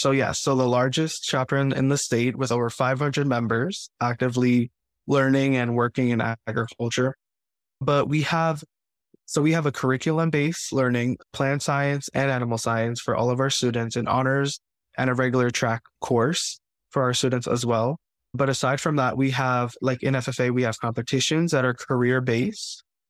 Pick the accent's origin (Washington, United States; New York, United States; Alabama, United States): New York, United States; Queens; I always grew up loving plants and animals, going to the farm, the local zoo. And really, up until I came to choose a high school in Queens